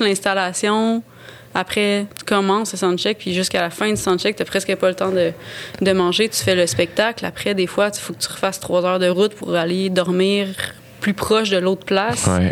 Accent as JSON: {"language": "French", "area": "Gaspésie", "region": "Quebec", "country": "Canada", "tie": "born or raised there", "first_language": "French", "moved": "yes", "said": "j'ai grandi en Gaspésie"}